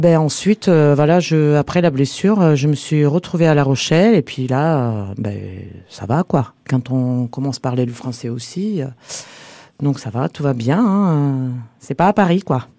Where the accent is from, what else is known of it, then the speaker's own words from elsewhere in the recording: Varna, Varna Province, Bulgaria; French is a second language; moved away as an adult; now in France; je viens de Bulgarie, une ville qui s'appelle Varna, la mer Noire.